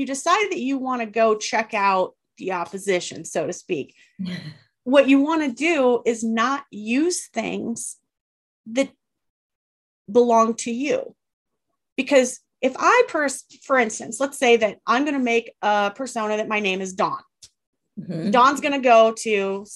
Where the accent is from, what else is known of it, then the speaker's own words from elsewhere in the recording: Northern Wisconsin, United States; I'm from Northern Wisconsin